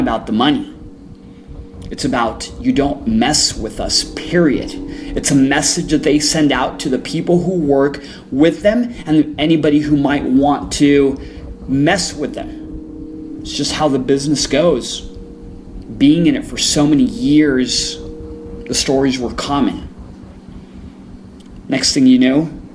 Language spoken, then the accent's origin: English; El Paso, Texas, United States; I grew up in El Paso, which is border town with Juarez.